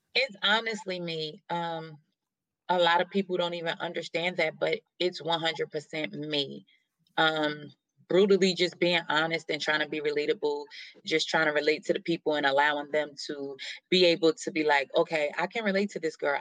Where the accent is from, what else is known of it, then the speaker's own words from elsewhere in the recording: New Jersey, United States; moved away; also born or lived in Atlanta; born and raised in New Jersey